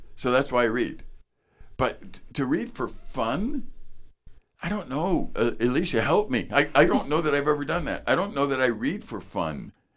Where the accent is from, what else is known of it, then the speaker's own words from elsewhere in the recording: northern Wisconsin, United States; I'm from northern Wisconsin.